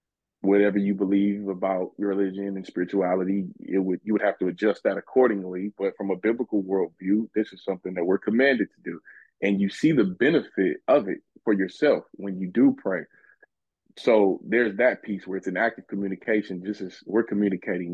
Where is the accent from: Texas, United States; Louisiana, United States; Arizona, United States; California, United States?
California, United States; Los Angeles; moved away; I come from a pretty rough background, as one would say. I was originally from South Central Los Angeles, California